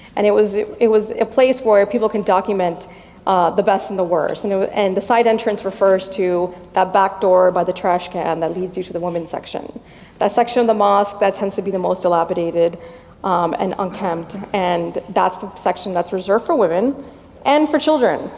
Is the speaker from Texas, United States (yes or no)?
no; Miami, Florida, United States; moved away; also born or lived in Washington, D.C. area (DMV); I was born and raised in Miami.